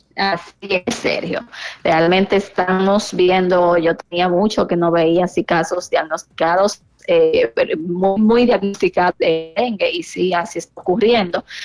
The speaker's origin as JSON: {"language": "Spanish", "town": "San Francisco de Macorís", "region": "Duarte", "country": "Dominican Republic", "said": "yo soy de San Francisco de Macorís."}